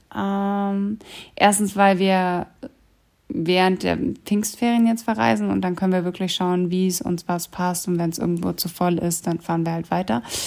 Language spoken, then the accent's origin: German; Germany; wir kommen eben aus Deutschland